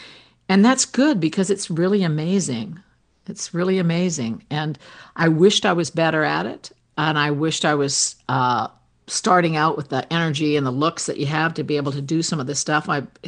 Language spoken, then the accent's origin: English; Canada; Well, thankfully, being Canadian, there's no comfort out there left for us.